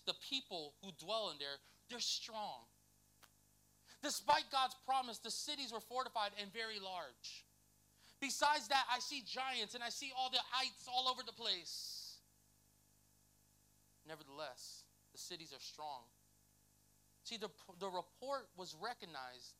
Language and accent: English; Lakeland, United States; I'm from Lakeland.